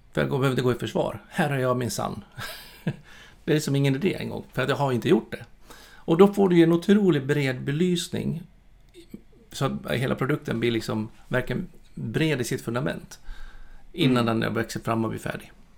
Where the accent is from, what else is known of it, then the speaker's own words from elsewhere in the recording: Borlänge, Dalarna County, Sweden; moved away; jag är född och uppvuxen i Borlänge